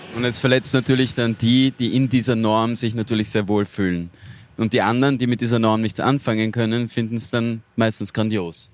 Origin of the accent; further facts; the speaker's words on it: Styria, Austria; ich bin ursprünglich aus der Steiermark